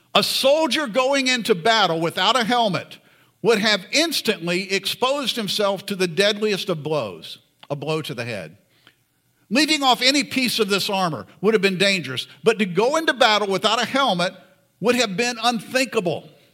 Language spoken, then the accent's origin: English; Florida, United States; I grew up in Florida.